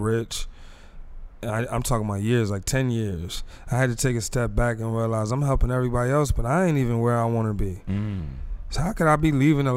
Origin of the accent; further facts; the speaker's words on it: East Orange, New Jersey, United States; also born or lived in Michigan; I'm a Jersey boy. I'm from North EO